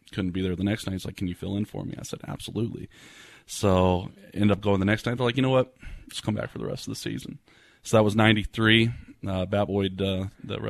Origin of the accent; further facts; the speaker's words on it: Titusville, Florida, United States; also born or lived in Indiana; I was born in Indiana. I lived there till the age of six and came down to Central Florida with my dad. I grew up in Titusville